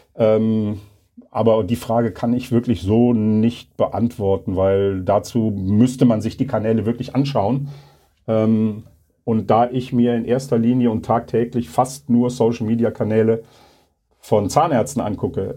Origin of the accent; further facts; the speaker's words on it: Leverkusen, North Rhine-Westphalia, Germany; in meiner Heimatstadt